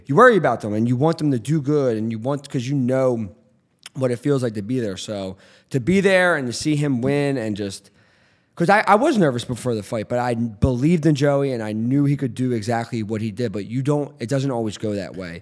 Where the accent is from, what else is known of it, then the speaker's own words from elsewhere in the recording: Philadelphia, Pennsylvania, United States; I didn't grow up in North Philly, but I grew up in Northeast Philly. Like, I grew up in Philly my whole life